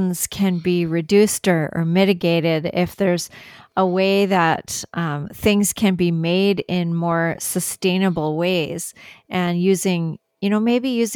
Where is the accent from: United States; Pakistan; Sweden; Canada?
Canada; I'm from Canada.